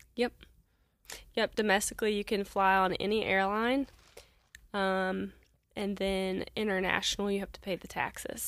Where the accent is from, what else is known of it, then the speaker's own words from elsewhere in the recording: Kentucky, United States; now in Evansville, United States; I'm from Kentucky.